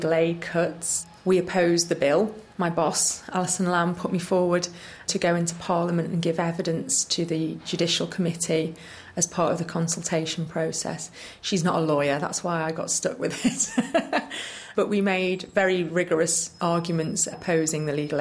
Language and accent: English; Liverpool, North West England, United Kingdom; also born or lived in Sheffield / London; I'm from Liverpool